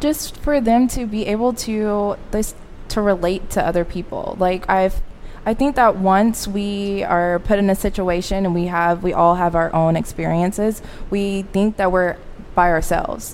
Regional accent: Arkansas, United States; moved away as an adult; now in Dallas, United States; I am from Arkansas

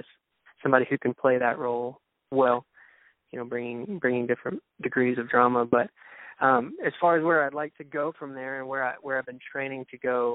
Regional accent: Dallas, Texas, United States; accent: southern; It's a very country part, suburb of Dallas.

